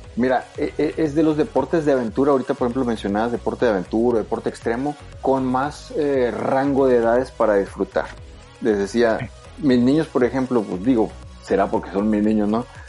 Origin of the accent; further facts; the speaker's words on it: Sonora, Mexico; soy de ahí